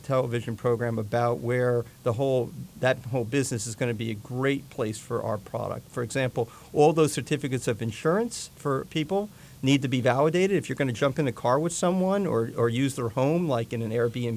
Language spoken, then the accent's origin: English; Jersey Shore, New Jersey, United States; I grew up here in Jersey on the Jersey Shore